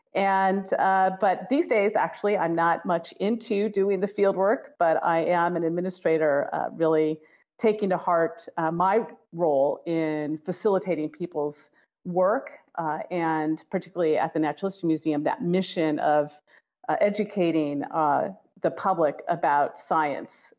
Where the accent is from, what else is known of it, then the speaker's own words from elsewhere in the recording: Long Beach, California, United States; I grew up in Long Beach, California